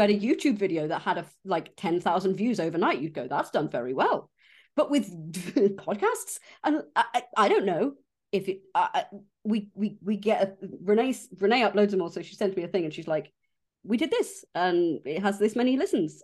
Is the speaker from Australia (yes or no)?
no; West Country, South West England, United Kingdom; I was there from the West Country